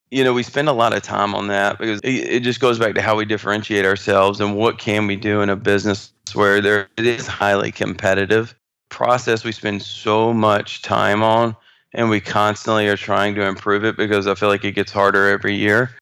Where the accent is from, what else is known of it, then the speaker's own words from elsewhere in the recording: North Carolina, United States; moved away as an adult; now in Houston, United States; I grew up in North Carolina